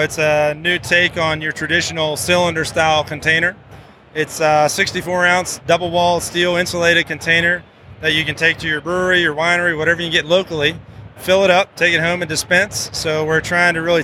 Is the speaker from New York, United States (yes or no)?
no; Virginia, United States; moved away; also born or lived in North Carolina; We're both from Virginia, went to school at Wake Forest, North Carolina